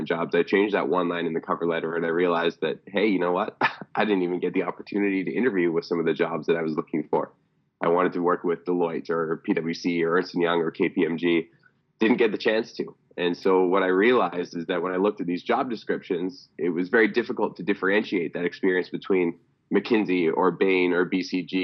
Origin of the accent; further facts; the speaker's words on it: Cranbrook, British Columbia, Canada; now in Vancouver, Canada; I had the privilege of growing up in small town British Columbia, from a town called Cranbrook, BC, about 23,000 person population